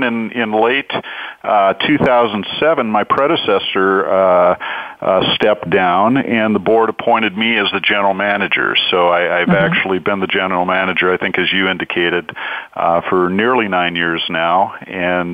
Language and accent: English; Whittier, California, United States; also born or lived in Hollywood, California; now in Orange County, United States; I actually was born in Hollywood, California, so I'm a native Californian. Grew up in the city of Whittier, moved to Orange County when I was about 12 years old, and have lived here in Orange County pretty much ever since then.